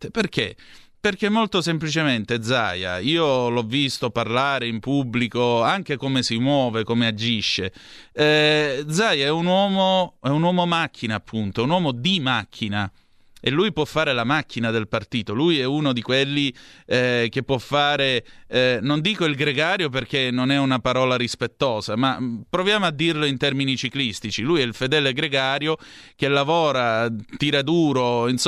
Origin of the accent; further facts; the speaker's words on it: Southern Italy, Italy; io distingo onestamente tra meridionali e terroni, io sono un meridionale, non sono un terrone, ho 2500 anni di civiltà alle mie spalle